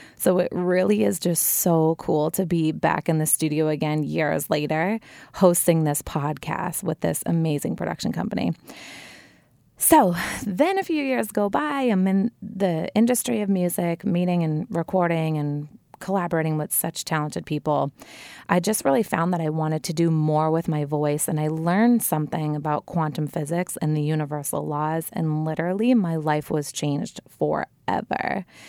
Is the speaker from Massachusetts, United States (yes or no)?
yes; Wilmington, Massachusetts, United States; I grew up in a family-oriented, very happy neighborhood in Wilmington, Massachusetts, my hometown